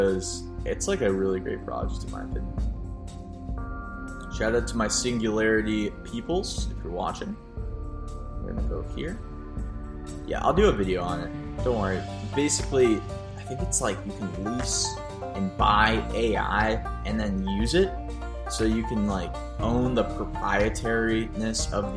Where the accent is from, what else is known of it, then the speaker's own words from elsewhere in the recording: United States; I'm like an American